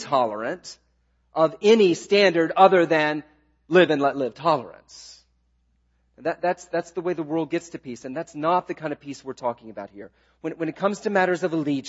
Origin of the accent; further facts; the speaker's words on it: the South, United States; I'm a Southerner. I grew up in the South